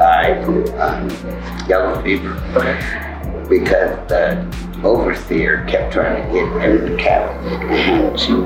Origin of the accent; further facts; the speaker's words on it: Compton, California, United States; where I grew up in Compton